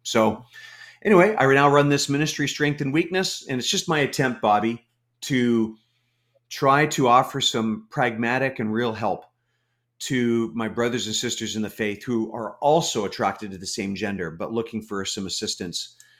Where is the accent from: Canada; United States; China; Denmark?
Canada; I'm a Canadian. Uh, lived in Canada my whole life.